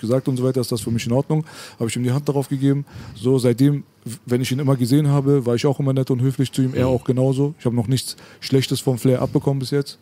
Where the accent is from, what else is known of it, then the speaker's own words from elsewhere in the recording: Berlin, Germany; bei uns in Kreuzberg